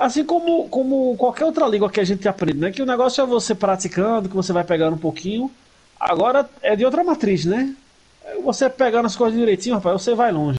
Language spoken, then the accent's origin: Portuguese; Recife, Pernambuco, Brazil